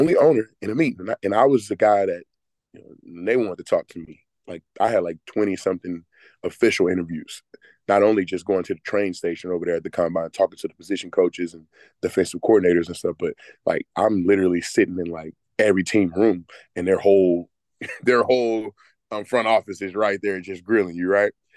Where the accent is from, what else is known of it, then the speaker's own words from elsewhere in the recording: Texas, United States; moved away as an adult; also born or lived in Greenville, South Carolina; now in Atlanta, United States; Grew up in Texas my whole life